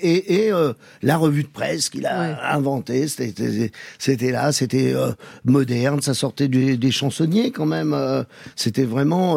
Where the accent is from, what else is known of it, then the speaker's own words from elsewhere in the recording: Paris, Île-de-France, France; also born or lived in Algeria; Donc je suis un vrai titi parisien.